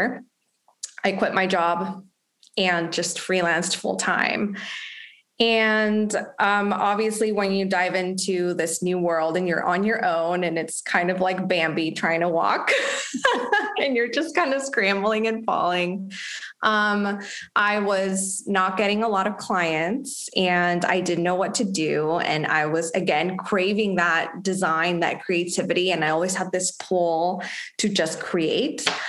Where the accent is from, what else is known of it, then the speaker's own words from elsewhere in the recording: Mexico; moved away as an adult; also born or lived in Los Angeles, United States; now in United States; I'm actually from Mexico and I moved to the US when I was 21 for college